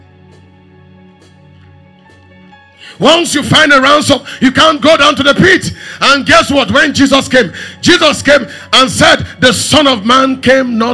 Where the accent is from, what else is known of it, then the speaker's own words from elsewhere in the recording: Makurdi, Benue, Nigeria; moved away; I grew up in Makurdi. I spent 30 years in Makurdi.